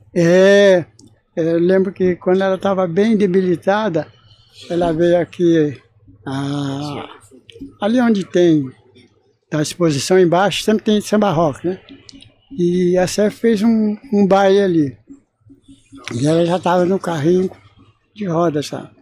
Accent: Moçambique, Minas Gerais, Brazil; now in São Paulo, Brazil; Eu sou de Moçambique, lá de Minas.

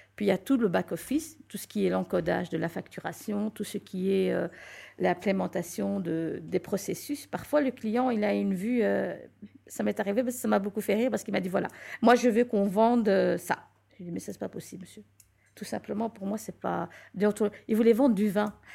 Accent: Belgium; also born or lived in Morocco; ça fait longtemps que je vis en Belgique. Je suis née en Belgique, donc ça fait un certain temps que je suis là.

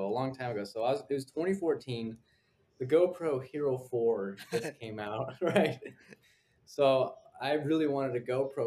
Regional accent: Fresno, California, United States; moved away as an adult; now in New York City, United States; I grew up in Fresno

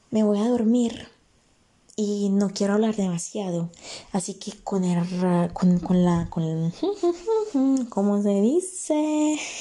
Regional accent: Italy; Spanish is a second language; Yo nací en Italia, vivo acá en Italia

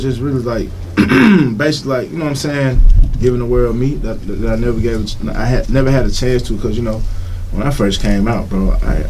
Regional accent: Atlanta, Georgia, United States; I'm from Clay County, from the south side of Atlanta.

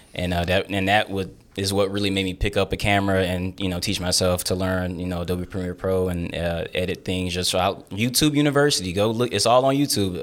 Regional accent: Texas, United States; moved away; also born or lived in Lake Charles, Louisiana; my home state

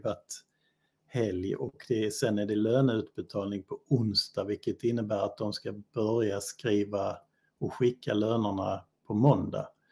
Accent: Bosnia & Herzegovina; also born or lived in Helsingborg, Sweden; now in Sweden; jag är från Bosnien

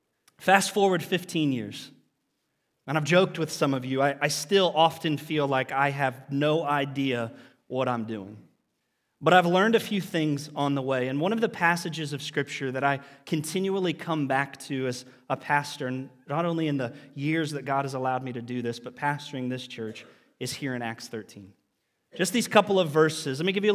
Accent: Lancaster, Ohio, United States; I had the opportunity to serve at the church that I grew up in down in Lancaster, Ohio, with people.

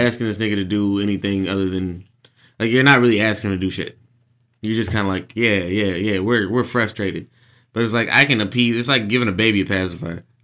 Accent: Jacksonville, Texas, United States; moved away as an adult; now in Washington, D.C., United States; I've lived here for a third of my life now

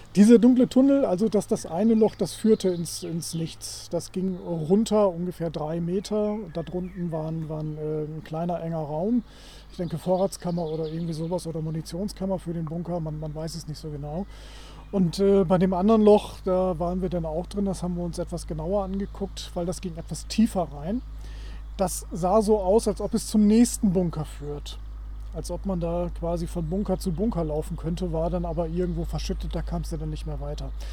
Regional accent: Wilhelmshaven, Lower Saxony, Germany; ich komme aus Wilhelmshaven, Wilhelmshaven alte äh, Marine-Militärstadt.

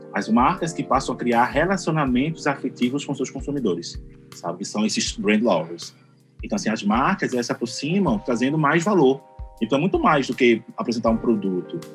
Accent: Recife, Pernambuco, Brazil; eu sou aqui de Recife

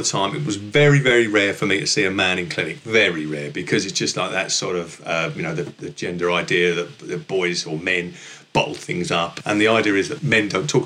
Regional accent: London, United Kingdom; accent: northeast London with a merge of Essex; also born or lived in Essex; My accent hails from sort of northeast London with a merge of Essex

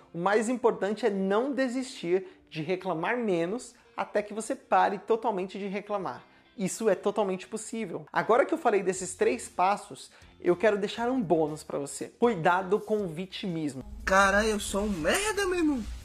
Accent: São Paulo, Brazil; bairro de onde eu cresci ou nasci que é aqui no extremo sul de São Paulo, perto do Jardim Ângela

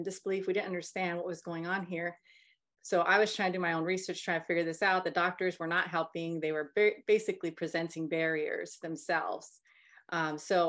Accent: North Carolina, United States; We're both from North Carolina

